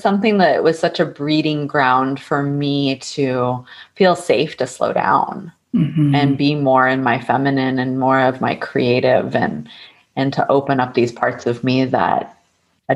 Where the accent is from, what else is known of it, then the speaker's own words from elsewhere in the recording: Texas, United States; moved away as an adult; also born or lived in San Francisco, California / Topanga Canyon, California; I grew up in Texas